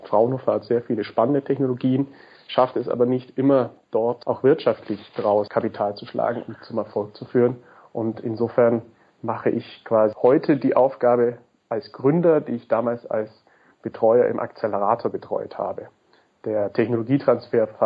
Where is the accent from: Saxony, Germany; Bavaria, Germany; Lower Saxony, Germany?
Bavaria, Germany; Augsburg; Ich komme ursprünglich aus Augsburg